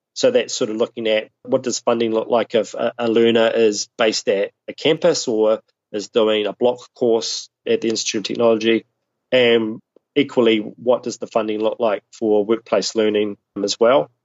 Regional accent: Southland, New Zealand; now in Auckland, New Zealand; I'm, I'm based in Auckland, which is the largest city in, in New Zealand. But I grew up in Southland, uh, which is right at the bottom of the South Island of New Zealand

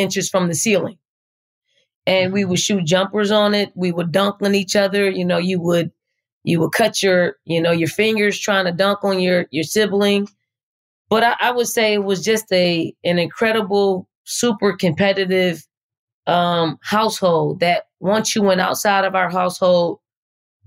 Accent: Philadelphia, Pennsylvania, United States; moved away as an adult; also born or lived in Charlottesville, Virginia; now in Columbia, South Carolina, United States; I'm from North Philly. I grew up in a housing projects called the Raymond Rosen Housing Projects.

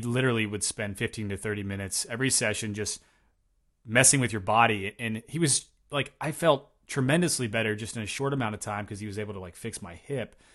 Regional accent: Tennessee, United States; moved away; also born or lived in Eastern Washington; I'm from Tennessee

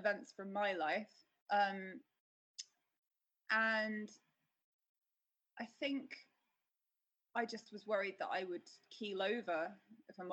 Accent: Trowbridge, South West England, United Kingdom; now in London, United Kingdom; I was born in the West Country in a little village called, well, it's not a village, it's a little town called Trowbridge

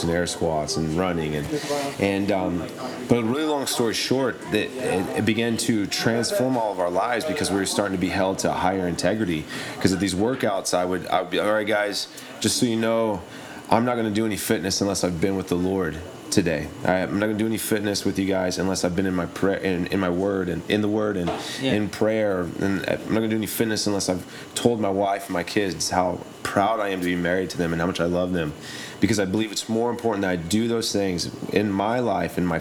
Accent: Oklahoma, United States; I'm from Oklahoma, and I grew up playing football

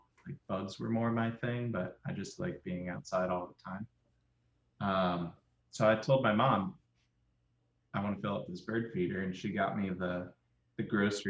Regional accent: Cleveland, Ohio, United States; I'm from Cleveland.

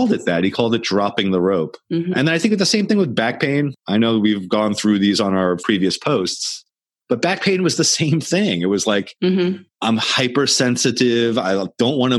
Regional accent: New York, United States; growing up in New York

